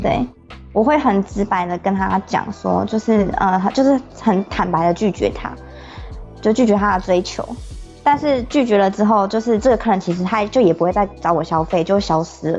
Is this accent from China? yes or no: no; Taiwan; 我是台湾人